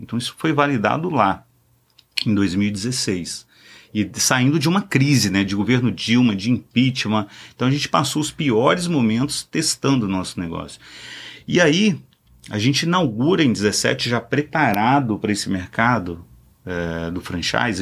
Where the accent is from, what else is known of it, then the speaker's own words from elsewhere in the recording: Espírito Santo, Brazil; estado, que é o Espírito Santo, sou capixaba